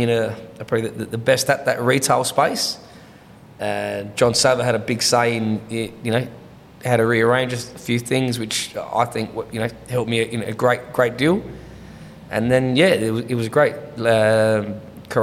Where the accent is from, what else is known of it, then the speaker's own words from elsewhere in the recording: Adelaide, South Australia, Australia; I grew up in the Hendon area